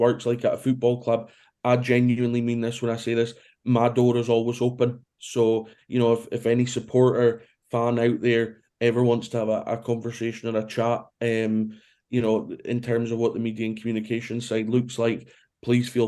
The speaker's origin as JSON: {"language": "English", "town": "Brora", "region": "Scotland", "country": "United Kingdom", "tie": "born or raised there", "also_born_or_lived": "Aberdeen", "said": "I was born in Aberdeen, but I was brought up in a small village called Brora, which is about an hour north of Inverness."}